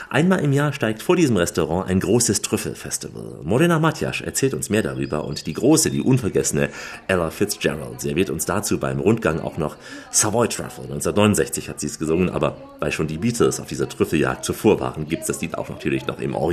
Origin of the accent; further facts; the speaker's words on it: Istria County, Croatia; Bei uns in Istrien war das nie so üblich, nur mit Hunden.